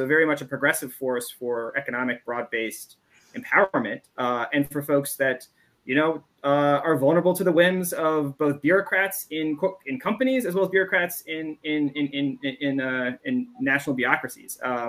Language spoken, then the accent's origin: English; United States; I'm also an American